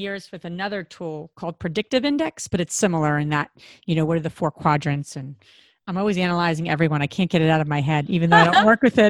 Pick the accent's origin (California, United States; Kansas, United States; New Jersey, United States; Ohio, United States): New Jersey, United States; we're all from Jersey